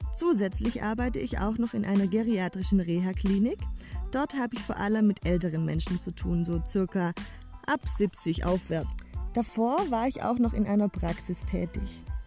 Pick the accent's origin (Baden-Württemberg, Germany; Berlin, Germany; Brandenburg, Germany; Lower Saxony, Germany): Baden-Württemberg, Germany; Swabia; accent: Swabian; aus dem Schwabenländle. Das wirst du mir ab und zu auch anhören an meinem Dialekt mit den vielen Sch.